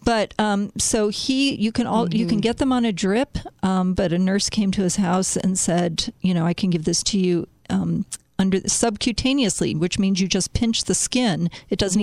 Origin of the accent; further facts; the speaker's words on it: Chicago, Illinois, United States; my hometown